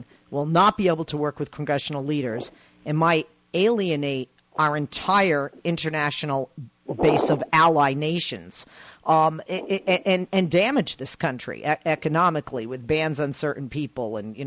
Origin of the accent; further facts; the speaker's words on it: Massachusetts, United States; moved away; I'm from Massachusetts